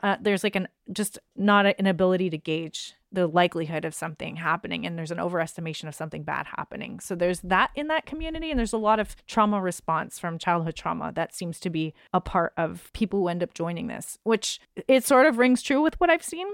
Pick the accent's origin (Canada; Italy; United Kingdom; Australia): Canada; as a Canadian